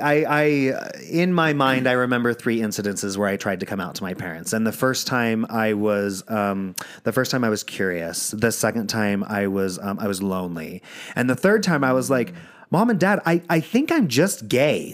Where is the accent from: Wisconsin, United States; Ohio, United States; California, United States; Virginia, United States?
Virginia, United States; I grew up in Virginia.